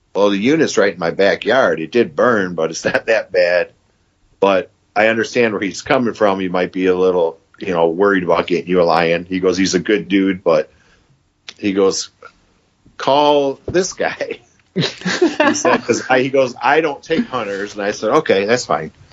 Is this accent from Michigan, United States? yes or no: yes; Michigan, United States; I'm from Michigan